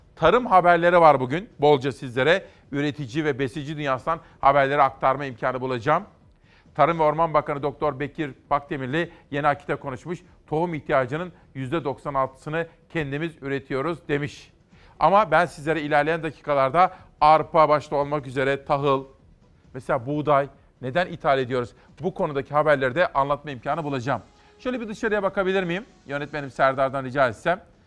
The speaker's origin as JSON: {"language": "Turkish", "town": "Simav", "region": "Kütahya", "country": "Turkey", "tie": "born or raised there", "said": "benim memleketimden Simav'dan, Kütahya Simav'dan"}